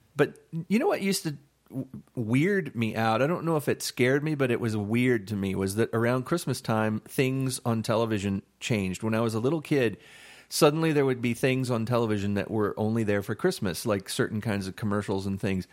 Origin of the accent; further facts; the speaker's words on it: Florida, United States; I grew up in Florida